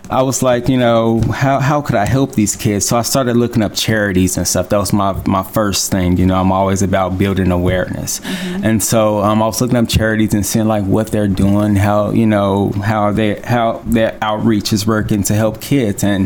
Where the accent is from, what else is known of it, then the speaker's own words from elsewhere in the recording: Chicago, Illinois, United States; I grew up in Chicago